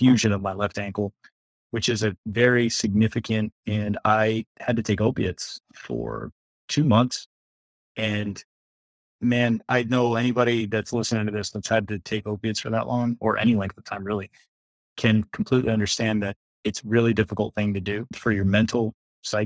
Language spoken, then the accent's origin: English; South Florida, United States; Born and raised in Florida. I'm one of the few people that lives in South Florida who's actually from South Florida.